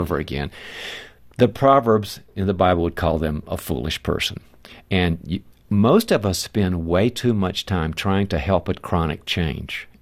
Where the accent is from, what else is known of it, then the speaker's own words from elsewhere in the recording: the South, United States; moved away; I'm originally from the South